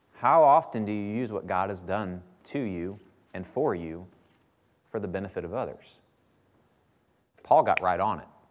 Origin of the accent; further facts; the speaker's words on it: Bethalto, Illinois, United States; now in Troy, United States; I grew up in Bethalto. Uh, well, I actually grew up in Cottage Hills, which is the outskirts of Bethalto